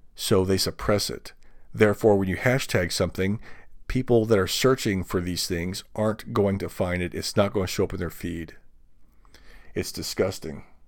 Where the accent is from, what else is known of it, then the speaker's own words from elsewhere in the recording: United States; as an American